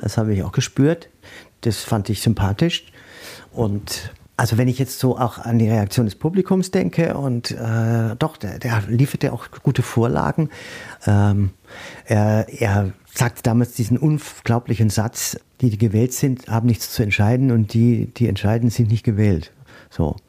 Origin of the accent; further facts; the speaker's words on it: Würzburg, Bavaria, Germany; moved away as an adult; now in Mainz, Germany; ich komme ja aus Würzburg, auch Weinstadt